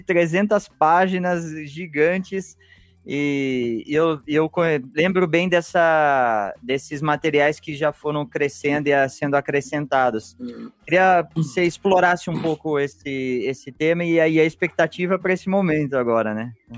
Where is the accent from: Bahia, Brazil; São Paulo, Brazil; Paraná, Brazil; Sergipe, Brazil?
São Paulo, Brazil; Piracicaba; eu que cresci em Piracicaba